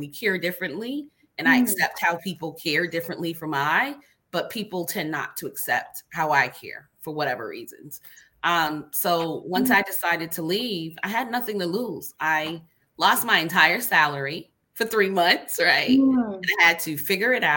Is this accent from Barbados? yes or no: yes; Barbados; now in United States; growing up in a family that's compassionate, you know, like a culture. I'm from Barbados